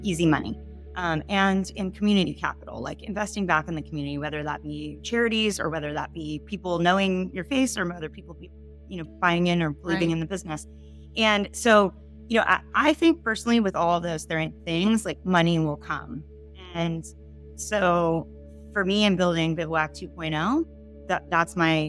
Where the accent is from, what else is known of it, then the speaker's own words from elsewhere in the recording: San Diego, California, United States; I grew up in San Diego